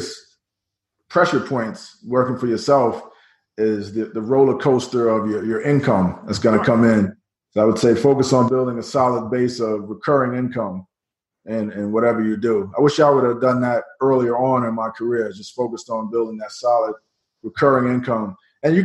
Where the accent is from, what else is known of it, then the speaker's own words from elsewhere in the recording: New York City, New York, United States; in New York City, where I grew up in Queens, New York